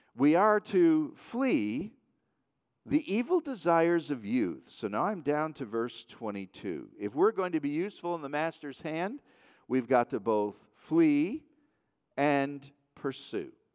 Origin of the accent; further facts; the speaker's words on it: Waterford, Michigan, United States; I grew up in the Waterford, Michigan area